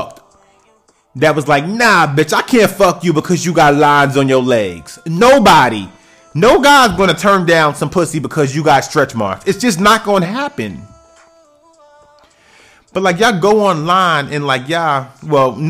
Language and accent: English; New York City, New York, United States; I'm from New York City, so I might talk about things that happen in, like, my city, which is the Bronx